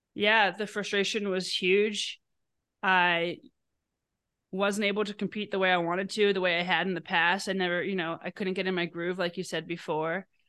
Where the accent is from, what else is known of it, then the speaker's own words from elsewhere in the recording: New York City, New York, United States; I grew up in New York City and skied every weekend in Vermont